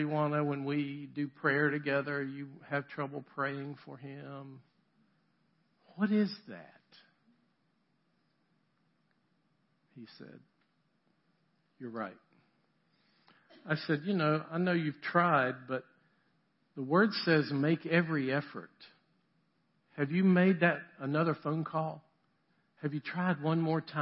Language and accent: English; the South, United States; also born or lived in Boston, Massachusetts; I'm from the South